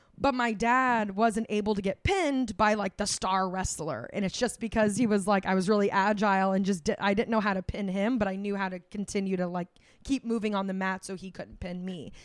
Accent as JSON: {"language": "English", "region": "Florida", "country": "United States", "tie": "born or raised there", "said": "we grew up in Florida"}